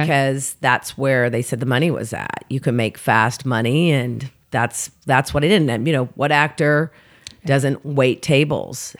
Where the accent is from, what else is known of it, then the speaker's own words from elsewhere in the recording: Oklahoma City, Oklahoma, United States; moved away as an adult; now in Los Angeles, United States; I'm originally from Oklahoma City, born and raised